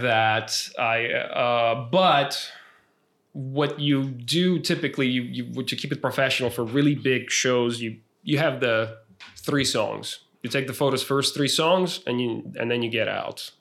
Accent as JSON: {"language": "English", "town": "San Marcos", "region": "Texas", "country": "United States", "tie": "born or raised there", "also_born_or_lived": "San Antonio", "moved": "as an adult", "said": "not only is this my hometown"}